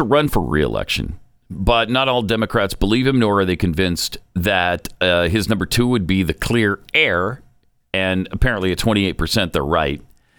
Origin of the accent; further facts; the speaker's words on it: Montana, United States; My whole life growing up in Montana.